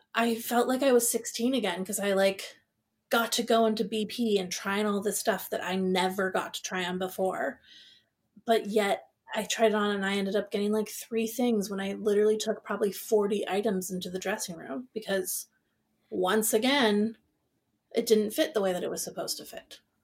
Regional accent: Seattle, Washington, United States; I grew up in Seattle

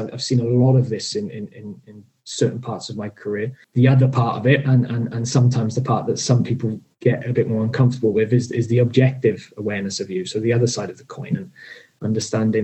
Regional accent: South Wales, United Kingdom; I'm from South Wales

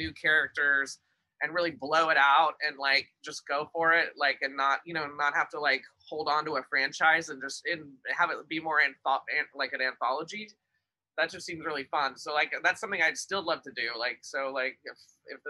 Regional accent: Pasadena, California, United States; also born or lived in Glendale; I was born in Pasadena, but my family is spread through the inland and Orange County

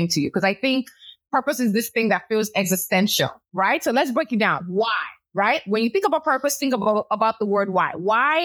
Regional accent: Nigeria; moved away; also born or lived in Chicago, United States; I was born in Chicago, raised in Nigeria, and I'm of the Yoruba culture

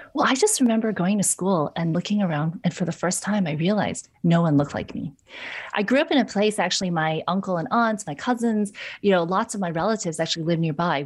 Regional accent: New York, United States; I'm from New York

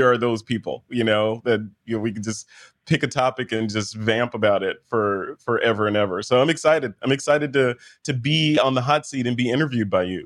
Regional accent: United States; accent: American; this boring American accent that I have

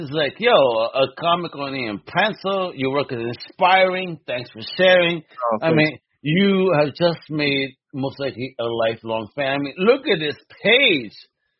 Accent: United States; As an American

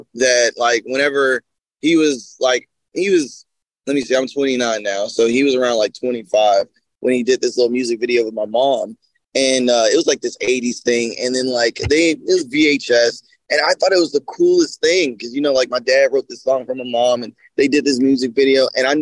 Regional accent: Horn Lake, Mississippi, United States; also born or lived in Ann Arbor, Michigan; I was born in Michigan. It was Ann Arbor, Michigan. And I was raised in Horn Lake, Mississippi

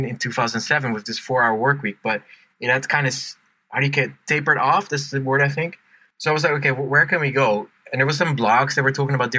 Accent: Netherlands; moved away; I'm from Holland

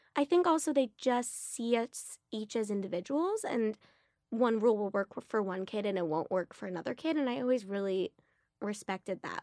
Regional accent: Los Angeles, California, United States; growing up in West L A and then going to beautiful, vibrant private schools

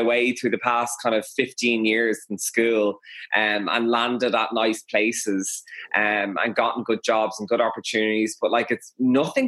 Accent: Dublin, Leinster, Ireland; also born or lived in Westmeath; I'm from Dublin

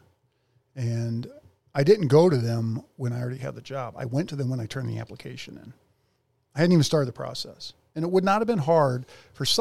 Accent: North Ridgeville, Ohio, United States; North Ridgeville, Ohio

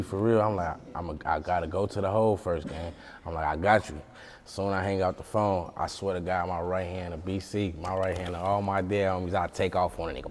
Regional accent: St. Paul, Minnesota, United States; also born or lived in Detroit, Michigan; where I grew up from in St. Paul, Minnesota, I grew up on the east side

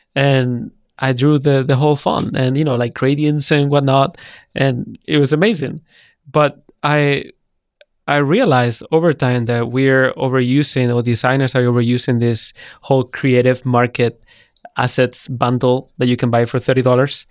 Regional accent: Spain; moved away as an adult; also born or lived in United Kingdom / San Francisco; I'm from Spain

